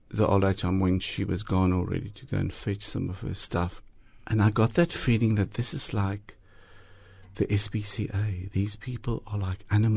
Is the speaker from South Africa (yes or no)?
yes; Harrismith, Free State, South Africa; moved away; I grew up in Harry Smith, the Free State